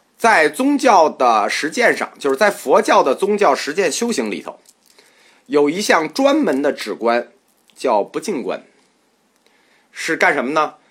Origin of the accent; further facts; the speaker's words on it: China; 我们中国人